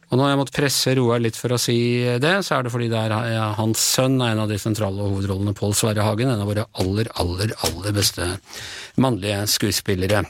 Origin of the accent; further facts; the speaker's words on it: Ås, Akershus, Norway; jeg kommer fra Ås, det er jo nabokommune til Nesodden